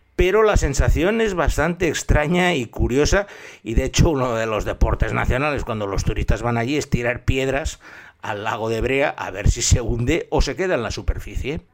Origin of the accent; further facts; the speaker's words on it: Spain; accent: Spanish; con mi acento les demostraba que era, que era español